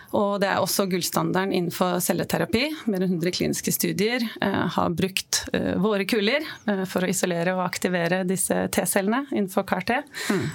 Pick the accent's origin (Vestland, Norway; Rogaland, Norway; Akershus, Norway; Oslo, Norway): Oslo, Norway; jeg kommer fra Oslo